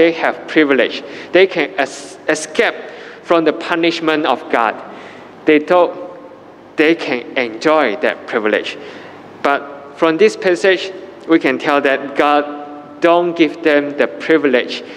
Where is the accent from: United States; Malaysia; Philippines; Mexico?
Malaysia; as a Malaysian